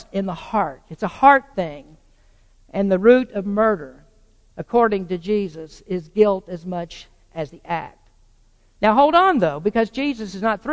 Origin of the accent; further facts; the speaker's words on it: the South, United States; I grew up in the South in the 50s and the 60s